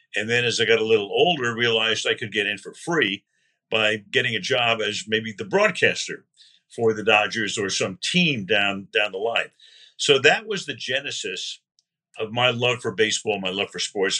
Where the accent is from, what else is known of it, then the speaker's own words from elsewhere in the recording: New York City, New York, United States; growing up in Brooklyn. I grew up 10 blocks from Ebbets Field